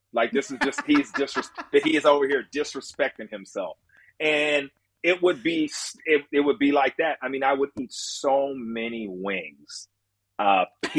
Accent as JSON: {"language": "English", "town": "Long Beach", "region": "California", "country": "United States", "said": "I'm a West Coast guy. You know, I'm from LA. So I'm from Long Beach"}